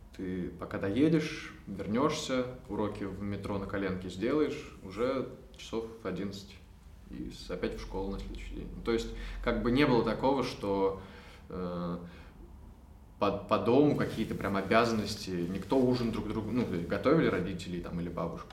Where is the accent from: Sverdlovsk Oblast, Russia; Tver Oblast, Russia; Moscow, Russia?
Moscow, Russia; я из Москвы, мы все из Москвы